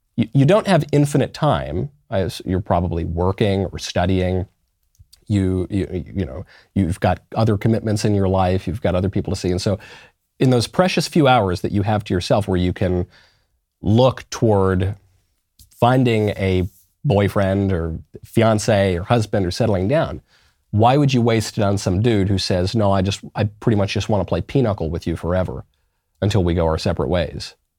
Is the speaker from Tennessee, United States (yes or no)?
no; New York, United States; I'm a New Yorker